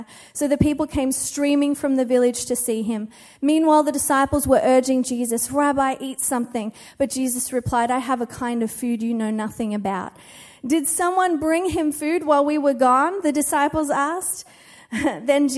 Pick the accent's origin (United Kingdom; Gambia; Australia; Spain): Australia; now in United States; being an Australian here in America has got me into trouble a few times